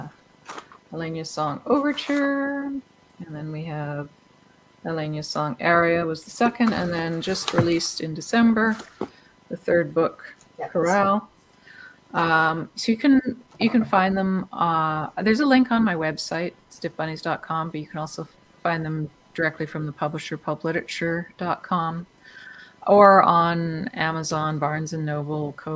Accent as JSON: {"language": "English", "country": "Canada", "also_born_or_lived": "London, United Kingdom / Vancouver, Canada", "said": "being Canadian, you know, we could at least get by in French"}